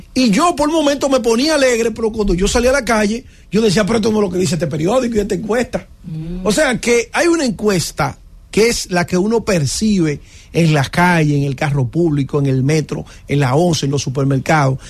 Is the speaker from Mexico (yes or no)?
no; Dominican Republic; somos dominicanos